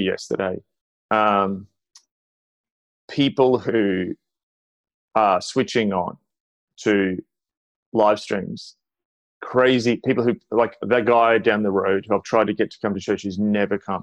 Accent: Australia; as an Australian

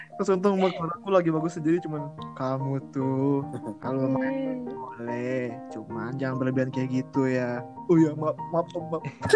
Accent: Bangka Belitung Islands, Indonesia; waktu SMP kan aku di Belitung

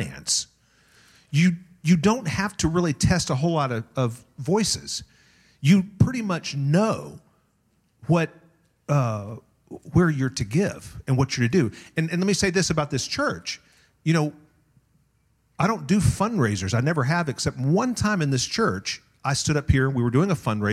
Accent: Tulsa, Oklahoma, United States; now in Las Vegas, United States; I grew up on the Oral Roberts University campus

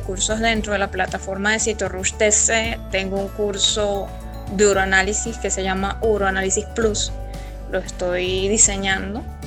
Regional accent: Venezuela; Soy venezolana

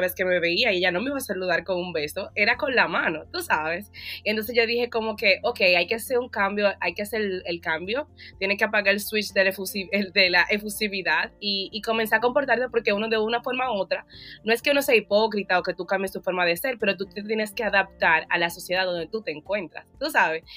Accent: Dominican Republic; now in United States; como buena latina y buena dominicana

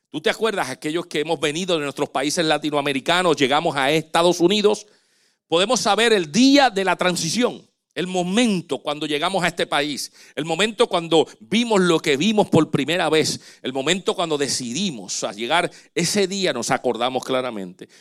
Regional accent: Dominican Republic; moved away; el hospital, allá en República Dominicana, donde yo nací

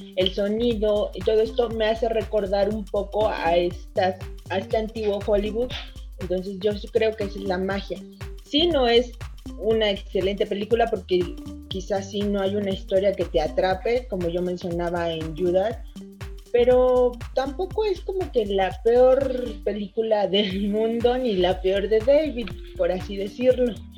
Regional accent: Mexico; nosotros como mexicanos

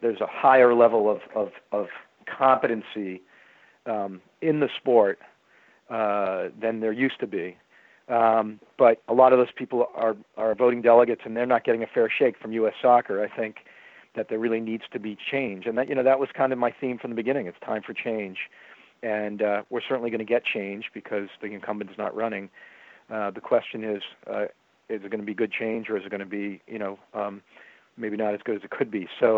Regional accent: Boston, Massachusetts, United States; I happen to love the Bruins growing up because I grew up in the Bobby Orr era, and if you grew up in when Bobby Orr was a player here

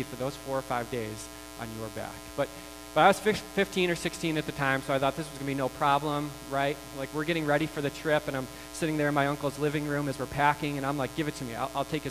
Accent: United States; We are American

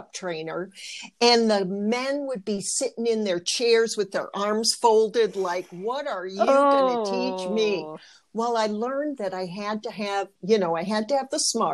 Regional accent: Michigan, United States; I was raised in Michigan

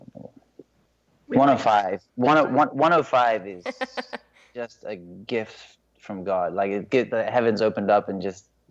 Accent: Hong Kong; moved away; I'm from Hong Kong, and my dad's English, my mom's Chinese

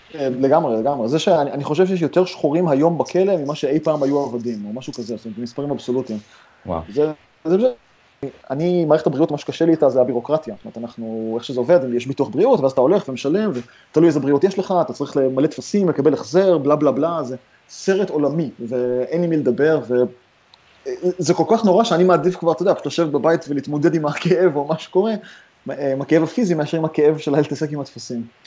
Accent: Haifa, Haifa District, Israel; moved away as an adult; also born or lived in Ramat Gan, Israel; now in San Francisco, United States; אני גדלתי בכרמל בחיפה

